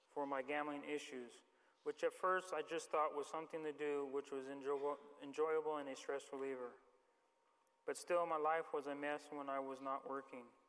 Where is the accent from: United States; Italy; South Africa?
United States; Santa Clara, California; I was born in Santa Clara, California in 1965